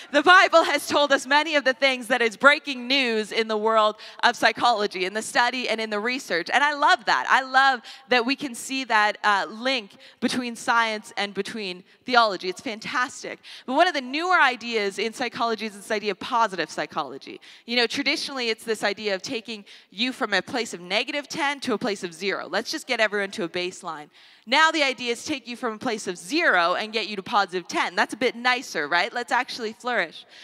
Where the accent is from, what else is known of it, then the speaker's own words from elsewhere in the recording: Canada; a Canadian society